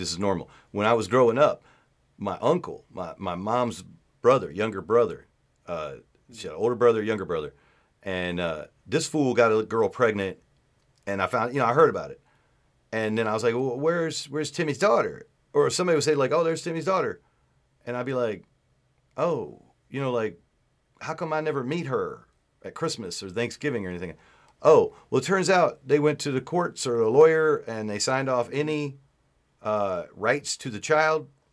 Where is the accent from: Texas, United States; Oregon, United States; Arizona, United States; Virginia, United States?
Virginia, United States; Martinsville; moved away; I had to get out of Martinsville, dude, because I kept meeting girls that were related to me.